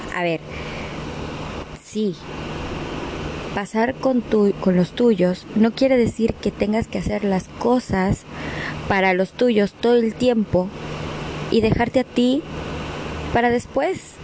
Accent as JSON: {"language": "Spanish", "country": "Mexico", "also_born_or_lived": "Argentina", "moved": "yes", "said": "así somos los mexicanos"}